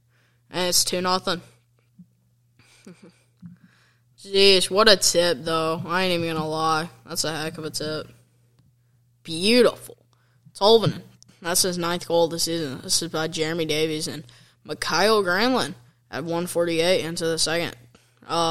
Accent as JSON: {"language": "English", "region": "Kentucky", "country": "United States", "said": "I'm actually from Kentucky"}